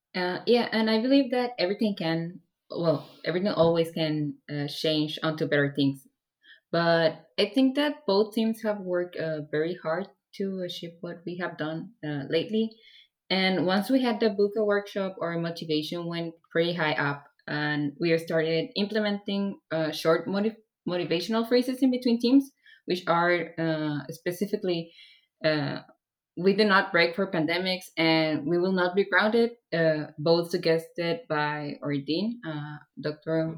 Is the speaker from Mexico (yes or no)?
yes; Mexico; I'm from Mexico